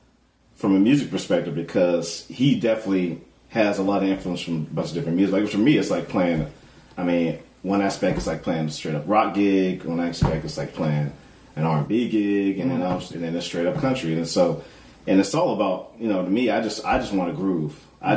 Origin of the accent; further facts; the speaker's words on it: California, United States; moved away as an adult; growing up on the West Coast, I grew up in California, where it's extremely diverse